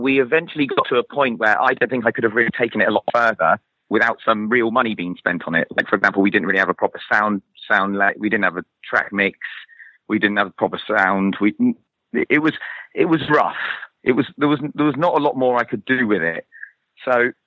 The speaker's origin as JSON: {"language": "English", "town": "Torquay", "region": "South West England", "country": "United Kingdom", "tie": "born or raised there", "moved": "yes", "said": "my hometown in Torquay"}